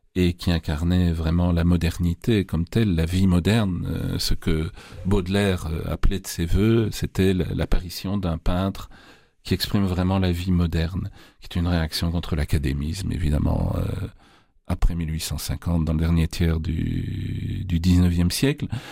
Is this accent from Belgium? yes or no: yes; Charleroi, Wallonia, Belgium; je suis né à Charleroi. Donc, j'ai fait, euh, Je passais passé toute ma jeunesse à Charleroi